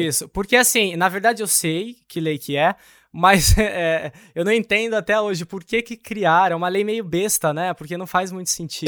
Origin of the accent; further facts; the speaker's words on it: Ribeirão Preto, São Paulo, Brazil; moved away; eu nasci em Ribeirão Preto